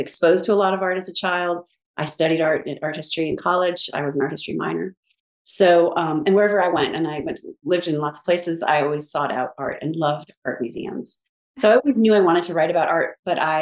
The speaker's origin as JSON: {"language": "English", "town": "Pasadena", "region": "California", "country": "United States", "tie": "born or raised there", "said": "I grew up in Pasadena, California"}